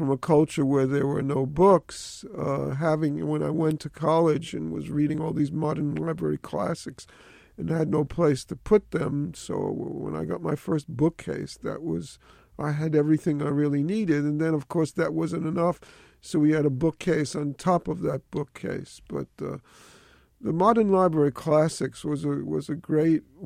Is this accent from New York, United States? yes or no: yes; New York City, New York, United States; That was the elite area of the Bronx when I grew up